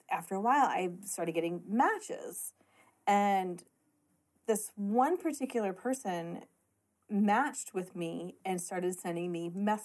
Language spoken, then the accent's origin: English; Columbia, Illinois, United States